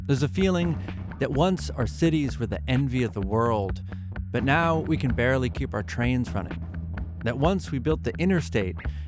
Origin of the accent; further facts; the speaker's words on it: Massachusetts, United States; when I was growing up in Massachusetts in the 1990s